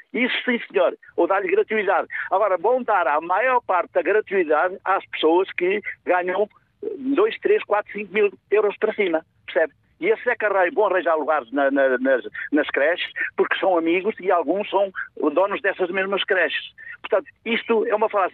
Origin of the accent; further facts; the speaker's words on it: the North, Northern Portugal, Portugal; eu sou do Norte